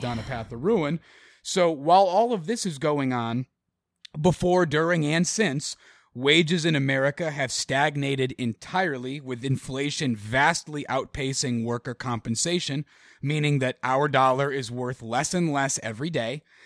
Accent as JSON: {"language": "English", "region": "Connecticut", "country": "United States", "tie": "born or raised there", "said": "my home state of Connecticut"}